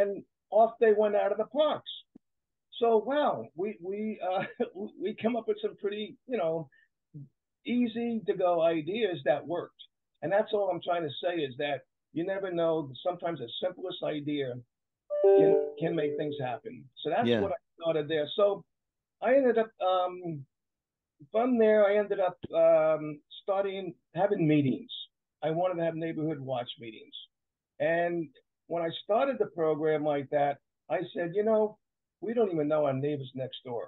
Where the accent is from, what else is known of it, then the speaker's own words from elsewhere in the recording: New York, United States; also born or lived in Orangevale, California; now in Sacramento area, United States; I'm originally from New York